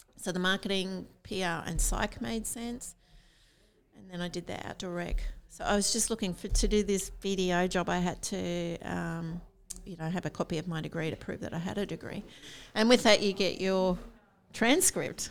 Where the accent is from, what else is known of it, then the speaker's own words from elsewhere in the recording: Rockhampton, Queensland, Australia; also born or lived in Sydney; i grew up in rockhampton